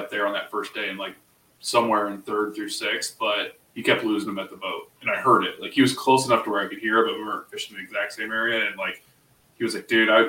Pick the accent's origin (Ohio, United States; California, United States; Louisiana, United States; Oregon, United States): Ohio, United States; we're both from Ohio